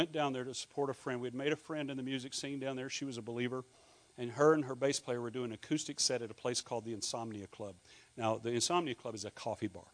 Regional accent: Louisiana, United States; I had a Scottish background, from Louisiana, and most of my family are rednecks.

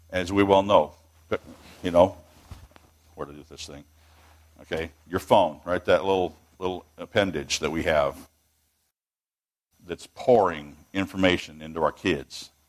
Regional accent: Washington, United States; moved away as an adult; We were tra- we're transplants here now for the last 20 years, and uh, I come from the People's Republic of Washington State

